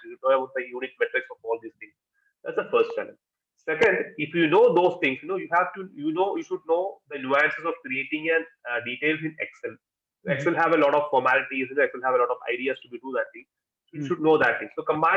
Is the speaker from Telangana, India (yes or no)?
no; Kerala, India; we are basically from Kerala